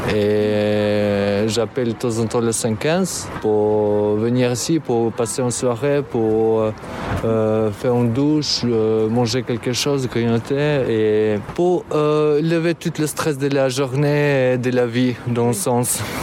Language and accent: French; Albania; French is a second language; moved away as an adult; now in France; j'ai 27 ans, je viens d'Albanie. J'ai fini le, master en Albanie